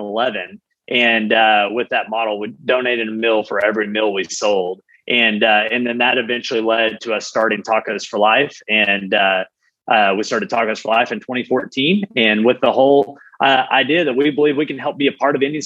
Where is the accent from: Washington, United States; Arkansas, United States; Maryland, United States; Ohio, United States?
Arkansas, United States; moved away as an adult; also born or lived in Los Angeles; I grew up in the country and we worked on the farm and worked construction